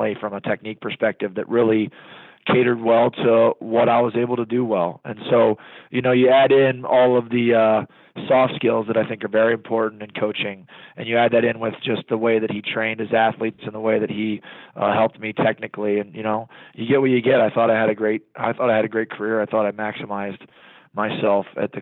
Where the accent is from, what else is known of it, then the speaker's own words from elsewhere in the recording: Columbus, Ohio, United States; Not only am I from Ohio, but I was born and raised in Columbus. I grew up 8 miles from the football stadium.